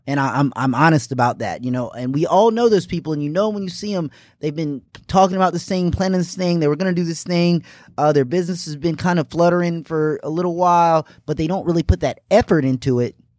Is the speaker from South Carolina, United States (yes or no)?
yes; Greenville, South Carolina, United States; also born or lived in Indianapolis, Indiana; I'm from Indianapolis, Indiana originally, but I consider myself from here in Greenville, South Carolina. Moved here when I was six